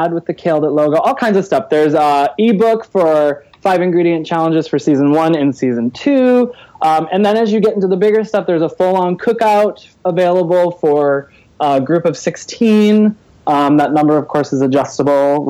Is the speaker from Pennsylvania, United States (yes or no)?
no; Michigan, United States; I'm from Michigan